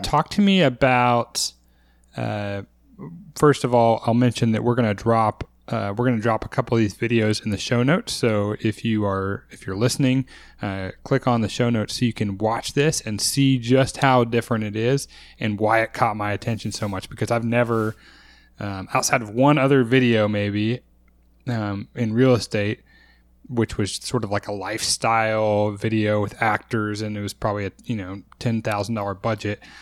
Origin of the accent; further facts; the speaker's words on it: Texas, United States; as a Texan